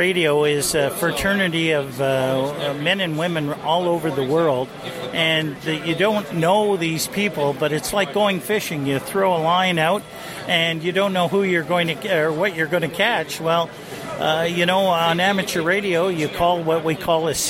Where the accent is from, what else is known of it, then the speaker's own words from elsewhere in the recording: Little Current, Ontario, Canada; I come from Ontario, a place called Manitoulin Island, right at the top of Lake Huron in Georgian Bay